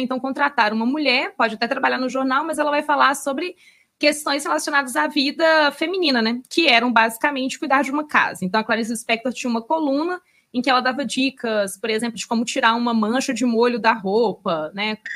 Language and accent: Portuguese; Belo Horizonte, Minas Gerais, Brazil; eu, como tô presa nessa cidade maldita, já faz 33 anos